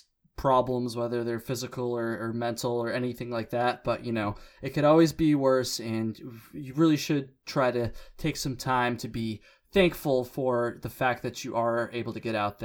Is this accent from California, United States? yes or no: no; Vermont, United States; I'm born and raised in Vermont